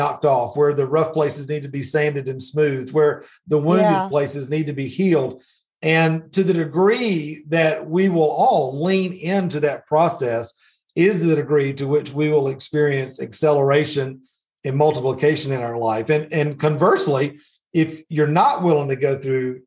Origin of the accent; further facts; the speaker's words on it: Middle Georgia, United States; So I grew up in Middle Georgia.